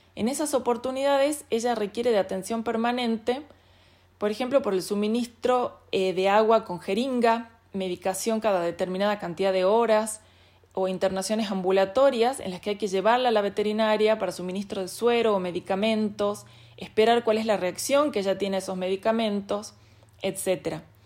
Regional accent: Salta, Argentina; soy salteña

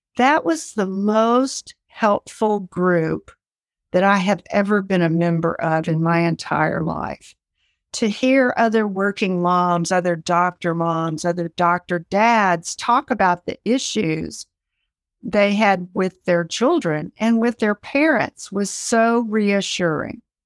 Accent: South Carolina, United States; I grew up in South Carolina in a typical home

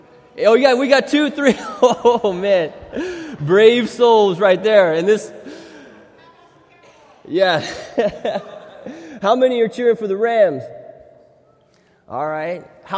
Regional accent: Thailand; when I grew up in Thailand as a missionary kid

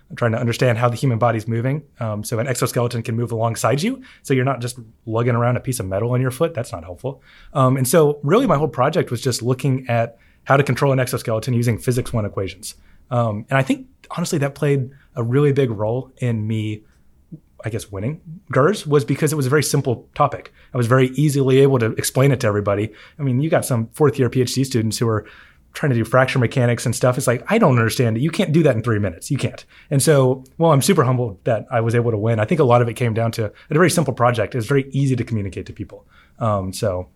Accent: Huntsville, Alabama, United States; moved away as an adult; also born or lived in Madison, Alabama; now in Auburn, United States; growing up in Huntsville

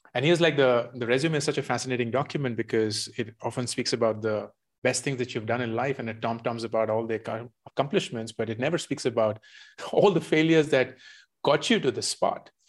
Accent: India; also born or lived in Michigan, United States; I grew up mostly in India, except for a couple of years when I was in the U S.

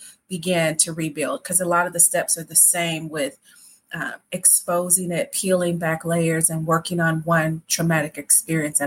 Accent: Midwest, United States; I'm from the Midwest and I grew up in a family

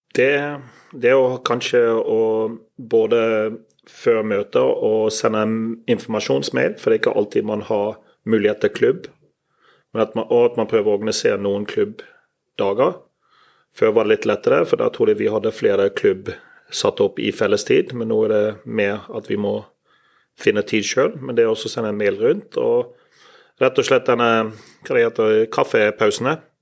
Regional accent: Bergen, Vestland, Norway; accent: Bergensk; jeg snakker bergensk

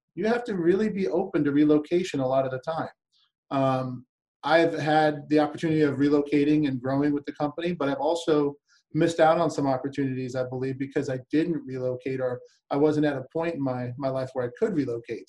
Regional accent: Albuquerque, New Mexico, United States; moved away as an adult; also born or lived in South Florida / Lakeland, Florida; Albuquerque, New Mexico, which is my hometown where I'm from

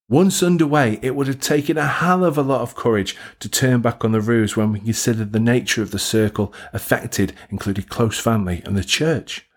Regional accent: Stoke-on-Trent, West Midlands, United Kingdom; Growing up in Stoke on Trent

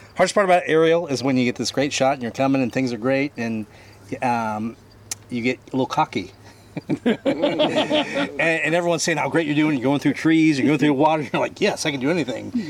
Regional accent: Bardstown, Kentucky, United States; I'm from Bardstown, Kentucky.

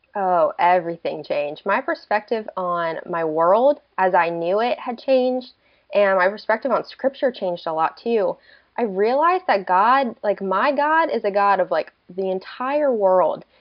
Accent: Delaware, United States; moved away as an adult; also born or lived in Oklahoma; I'm originally from Delaware, and so I moved out to Oklahoma just to do college

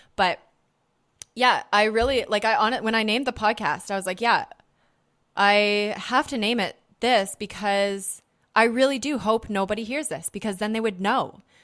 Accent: Canada; I'm from North America. I'm from Canada.

